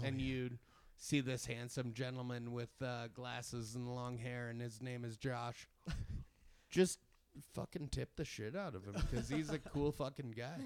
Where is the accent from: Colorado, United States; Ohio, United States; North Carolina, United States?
Colorado, United States; Littleton; also born or lived in Denver; I'm from Denver. I grew up in the Littleton